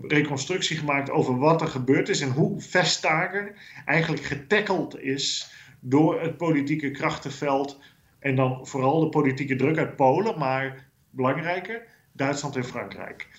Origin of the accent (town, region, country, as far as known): Netherlands; now in Brussels, Belgium